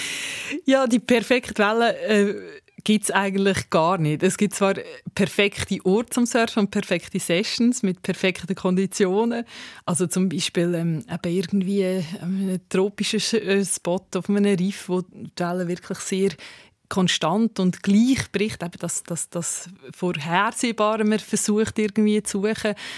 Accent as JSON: {"language": "German", "country": "Switzerland", "said": "Also wir haben das Privileg halt als Schweizer"}